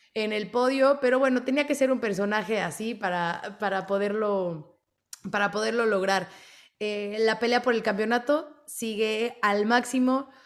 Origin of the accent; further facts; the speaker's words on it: Mexico; somos mexicanos